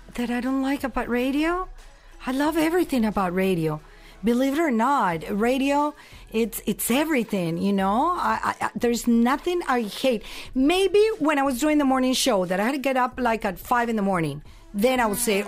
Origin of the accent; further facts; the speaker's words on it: Colombia; moved away; also born or lived in San Diego; this Colombian girl